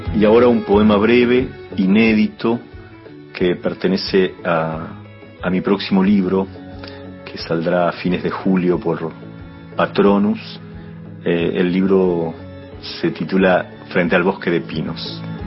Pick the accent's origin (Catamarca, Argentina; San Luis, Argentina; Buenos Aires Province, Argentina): Buenos Aires Province, Argentina; Necochea; also born or lived in La Plata, Argentina; now in Buenos Aires, Argentina; nací en Necochea en 1969